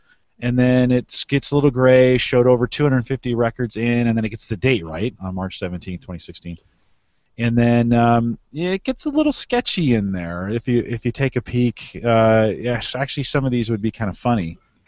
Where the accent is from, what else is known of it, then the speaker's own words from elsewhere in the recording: Syracuse, New York, United States; He says I'm very Irish. I grew up in a town of Syracuse, New York.